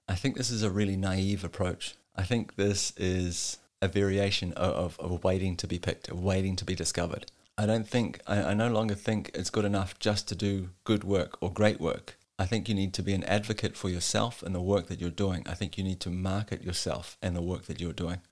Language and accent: English; New Zealand; moved away as an adult; now in Denmark; born and raised in New Zealand, and I've been living in Denmark for the last twelve years